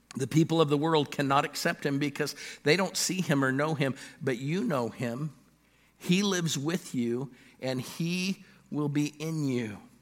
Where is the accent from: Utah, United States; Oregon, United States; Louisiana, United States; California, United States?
California, United States; Los Angeles; born or raised there; now in Pittsburgh, United States